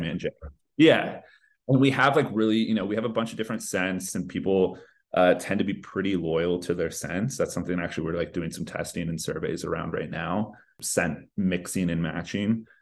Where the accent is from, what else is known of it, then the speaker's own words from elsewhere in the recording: Northern California, United States; also born or lived in Los Angeles; I grew up in Northern California, always lived in California, but right now based